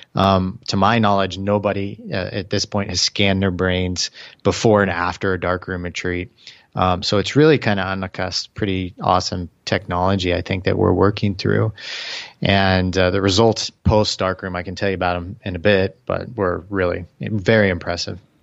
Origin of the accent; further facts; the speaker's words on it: Kansas City, United States; now in Austin, United States; Kansas City, uh, going back home